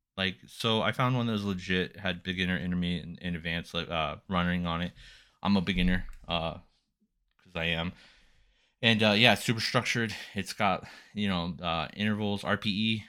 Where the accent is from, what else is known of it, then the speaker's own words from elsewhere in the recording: Silver Springs, United States; I was born in Silver Springs.